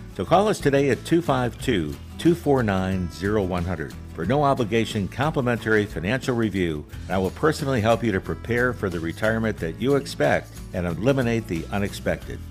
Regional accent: Rochester, New York, United States; I grew up in Rochester, New York

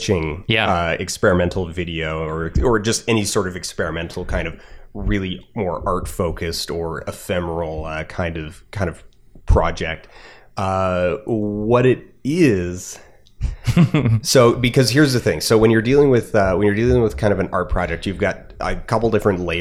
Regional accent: Alberta, Canada; I'm from Alberta.

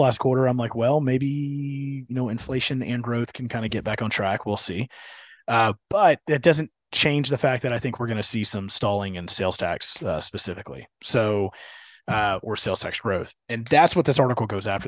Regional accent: Houston, Texas, United States; being a Houston kid

